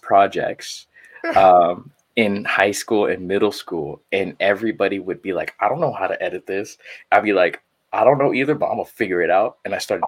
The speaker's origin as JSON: {"language": "English", "town": "San Jose", "region": "California", "country": "United States", "tie": "born or raised there", "also_born_or_lived": "Quezon City, Philippines / Los Angeles", "moved": "as an adult", "lives_now": "San Diego, United States", "said": "I grew up in San Jose. Shout out to the 408 one time, Eastside San Jose"}